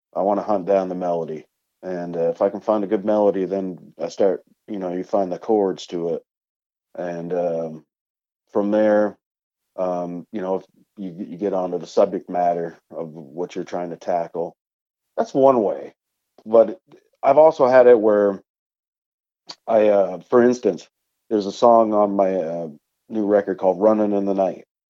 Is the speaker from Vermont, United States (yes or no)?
yes; Vermont, United States; up here in my home state of Vermont.